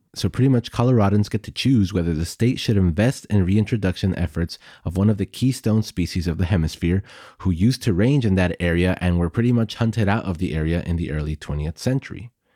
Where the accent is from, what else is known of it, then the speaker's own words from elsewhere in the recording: El Paso, Texas, United States; my hometown of El Paso, Texas